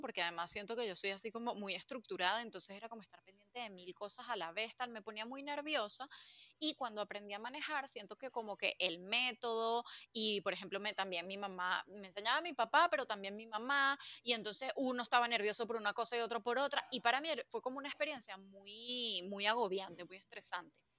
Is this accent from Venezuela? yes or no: yes; Venezuela; moved away as an adult; also born or lived in United States; now in Spain; yo aprendí a hacer cosas cuando finalmente me fui de, de Venezuela para Estados Unidos